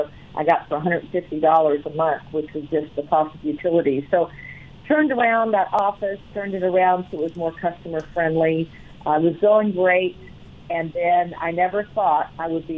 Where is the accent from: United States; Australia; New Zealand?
United States; Virginia; now in Colorado, United States; I grew up in Virginia